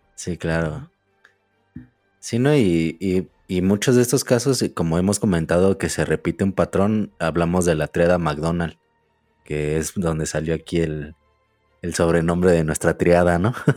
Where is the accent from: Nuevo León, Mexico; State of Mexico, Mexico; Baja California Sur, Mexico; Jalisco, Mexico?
State of Mexico, Mexico; Ecatepec; De Catepec.